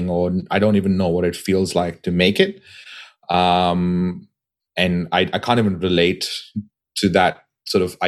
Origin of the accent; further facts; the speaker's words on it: Goa, India; my hometown in Goa